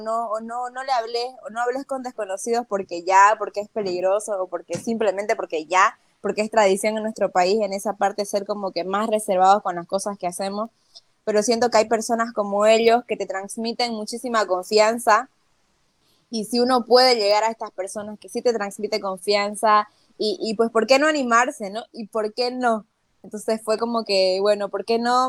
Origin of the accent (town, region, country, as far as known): Bolivia